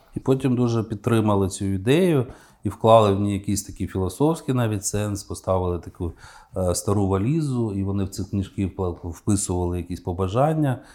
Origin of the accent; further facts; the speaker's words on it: Kyiv, Ukraine; як киянин